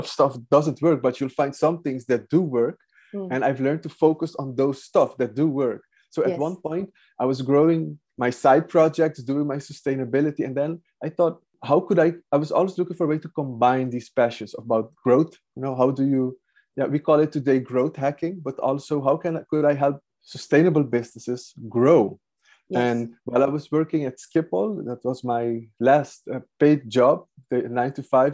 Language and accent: English; Aruba; moved away as an adult; now in Netherlands; I'm from Aruba. I went to the Netherlands, that's like 23 years ago, to study environmental science